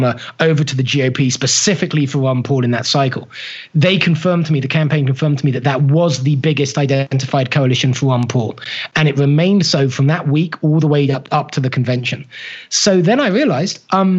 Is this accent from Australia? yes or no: no; United Kingdom; now in United States; being a Brit who was fervently working to become an American